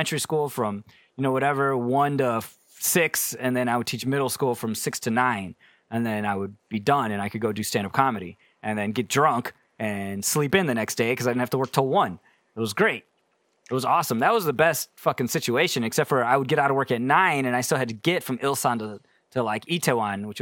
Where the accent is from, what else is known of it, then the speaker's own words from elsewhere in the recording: United States; also born or lived in South Korea; I'm too American for